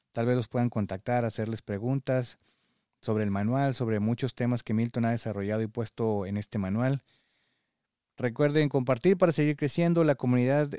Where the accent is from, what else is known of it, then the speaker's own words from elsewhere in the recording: Mexico; now in United States; como mexicano